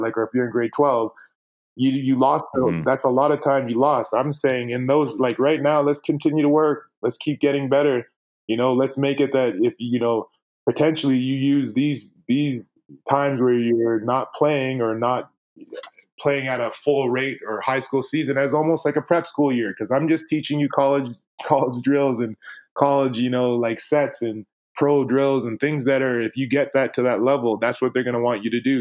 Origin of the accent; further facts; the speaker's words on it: Toronto, Ontario, Canada; also born or lived in Winnipeg, Manitoba; now in British Columbia, Canada; growing up in Toronto